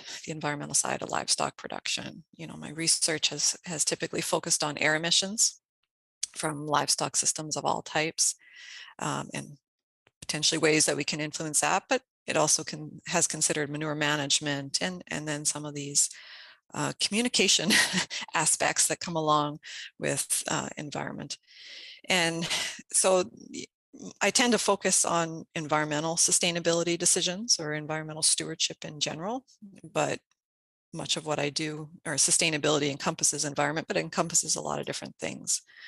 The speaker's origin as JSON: {"language": "English", "region": "Saskatchewan", "country": "Canada", "tie": "born or raised there", "moved": "as an adult", "lives_now": "Minnesota, United States", "said": "I was born and raised in Saskatchewan, Canada"}